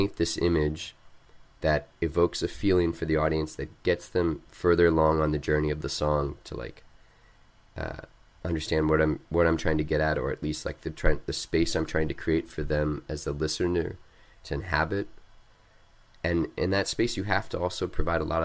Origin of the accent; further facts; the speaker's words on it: Missouri, United States; also born or lived in Mexico; now in Charlottesville, United States; growing up in Missouri